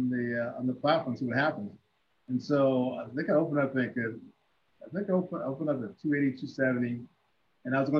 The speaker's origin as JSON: {"language": "English", "region": "Ohio", "country": "United States", "said": "I'm from Ohio"}